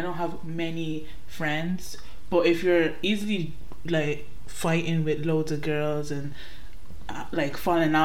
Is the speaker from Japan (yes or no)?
no; Ireland; accent: Irish; I was born here in Ireland